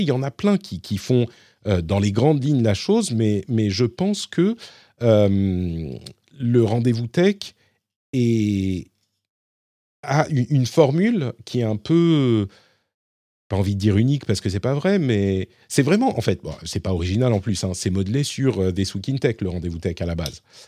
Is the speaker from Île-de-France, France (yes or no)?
yes; Paris, Île-de-France, France; je suis parisien